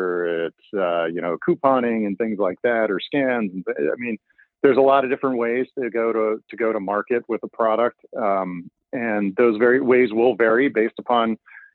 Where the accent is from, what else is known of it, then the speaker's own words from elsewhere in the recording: Pennsylvania, United States; now in Illinois, United States; I'm from Pennsylvania